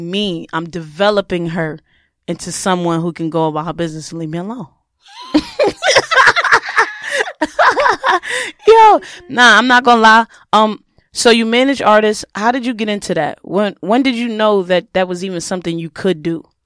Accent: New York, United States; I'm from New York

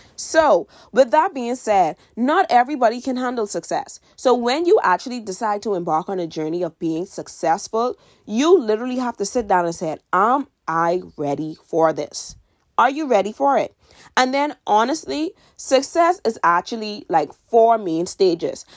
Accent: Bahamas; I'm from the Bahamas, by the way, and in my country

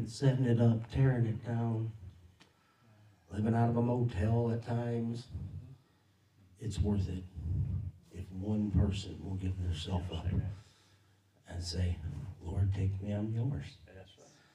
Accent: Portage, Indiana, United States; I'm from Portage, Indiana.

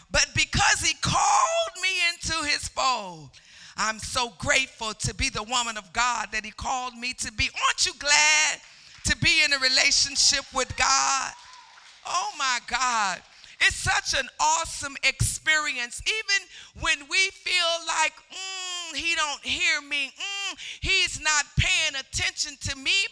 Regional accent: Chicago, Illinois, United States; born there; I was born in Chicago, but I was raised in the country. So, no, in the country, you go out in the streets and you can make all the noise you want

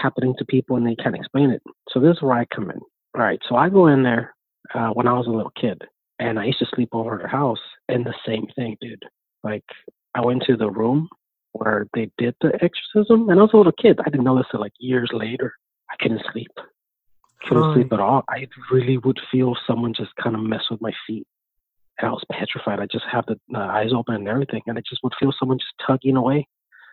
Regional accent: Lafayette, Texas, United States; I'm from Lafayette, Texas

